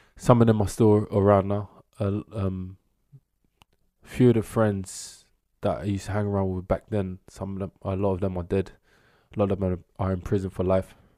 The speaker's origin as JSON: {"language": "English", "region": "London", "country": "United Kingdom", "tie": "born or raised there", "said": "South East boy"}